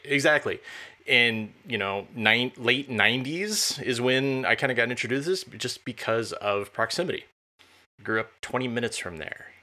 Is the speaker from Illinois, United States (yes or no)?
yes; Champaign, Illinois, United States; I grew up near Champaign, Urbana